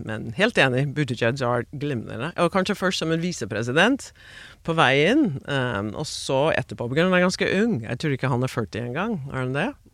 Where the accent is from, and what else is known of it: Maryland and DC area, United States; born or raised there; Norwegian is a second language; moved away as an adult; also born or lived in Queens, New York; now in Norway